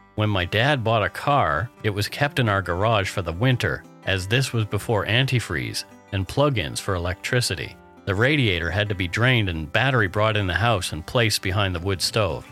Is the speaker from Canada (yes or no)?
yes; Canada; We are ordinary Canadian schmucks